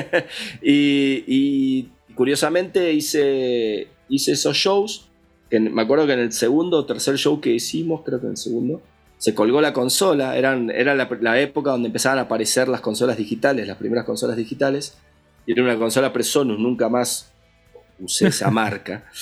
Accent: Villa Regina, Río Negro, Argentina; moved away as an adult; also born or lived in Buenos Aires, Argentina; now in Mexico; yo soy de la Patagonia, de, Argentina, bien al sur de Argentina. Eh, nací en un pueblito que se llama Villa Regina eh, y, ahí viví hasta los 17 años.

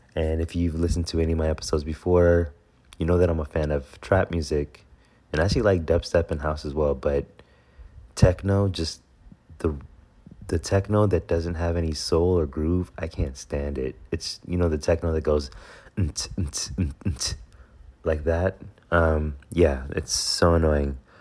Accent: Houston, Texas, United States; I'm from Houston

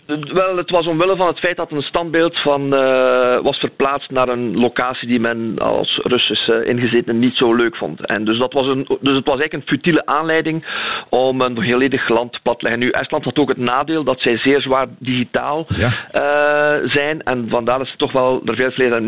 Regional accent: Belgium; wij eh, als België

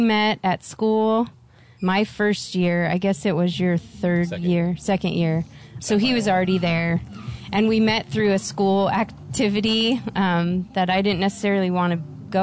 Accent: Southern California, United States; moved away as an adult; also born or lived in Denver; I was born and raised in Southern California.

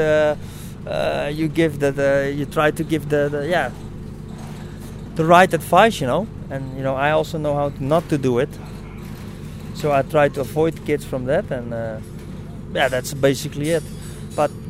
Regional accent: Amsterdam, North Holland, Netherlands; I'm from Amsterdam

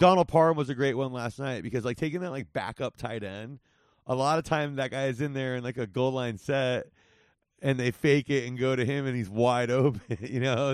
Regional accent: Whittier, California, United States; my hometown of Whittier

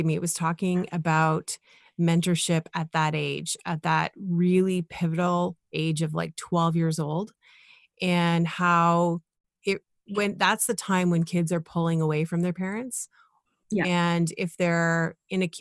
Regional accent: Ottawa, Ontario, Canada; now in Toronto, Canada; I grew up in Canada. I was in Ottawa growing up and like now in Toronto

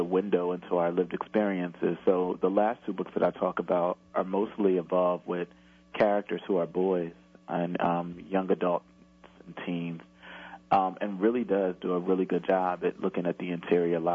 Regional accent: Camden, New Jersey, United States; I grew up in Camden when the crack epidemic was raging

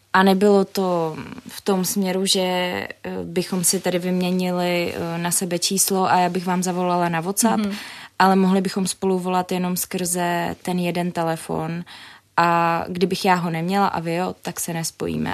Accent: Jičín, Hradec Králové Region, Czechia; now in Prague, Czechia; jsem eh, sice z Jičína, ale působím v Praze

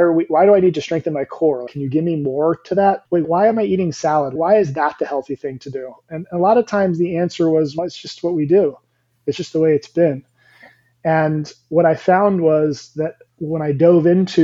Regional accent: New Jersey / New York tri-state area, Northeast, United States; moved away as an adult; now in Florida, United States; I am from the Northeast, Jersey, New York, tri-state area

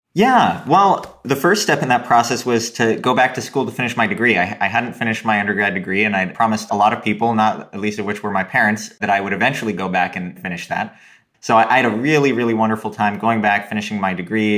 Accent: Oregon, United States; when I was growing up in Oregon

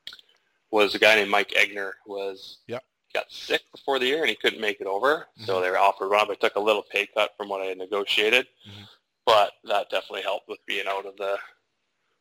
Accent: Port McNeill, British Columbia, Canada; now in Vancouver, Canada; We grew up in Port McNeil as well together.

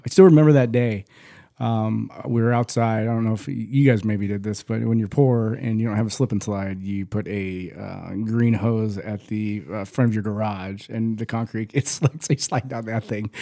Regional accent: Phoenix, Arizona, United States; also born or lived in Tempe, Arizona; I was born in Saint Joe's. We lived in South Phoenix

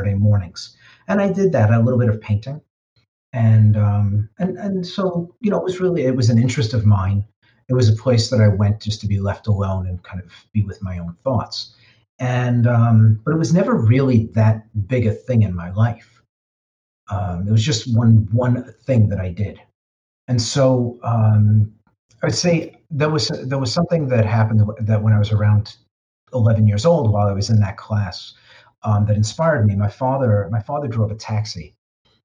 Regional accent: New York City, New York, United States; I grew up in the Bronx

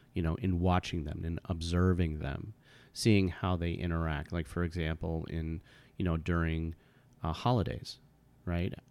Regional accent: United States; I was born here in the United States, and I was raised in a kind of white suburban community.

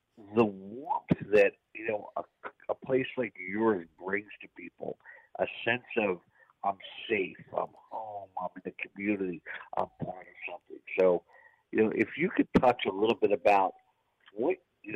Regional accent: Lower Bucks County, Pennsylvania, United States; born or raised there

